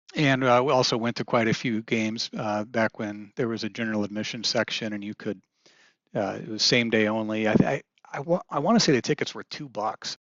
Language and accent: English; Kansas City, United States; I grew up in the Kansas City area